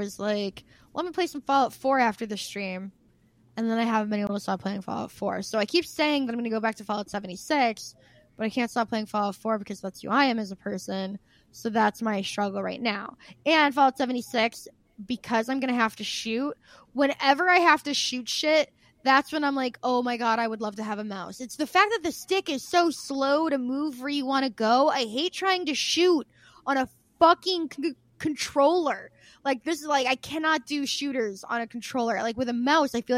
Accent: Midwest, United States; It sounds like I'm from the Midwest

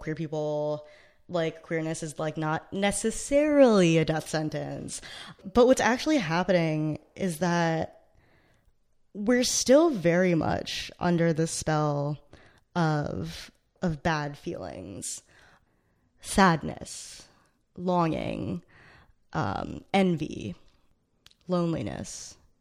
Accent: United States; I grew up right outside of New York City

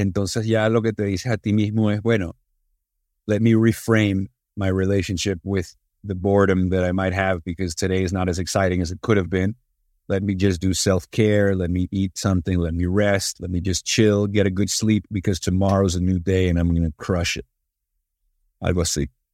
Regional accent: Venezuela; estaba en Venezuela y hablaba español como venezolano.

